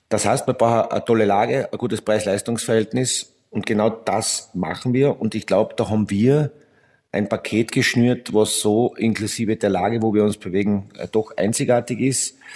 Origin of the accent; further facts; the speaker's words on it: Carinthia, Austria; Naja, ich bin ja, ich bin ja Kärntner und Bad Lenkirchen liegt in Kärnten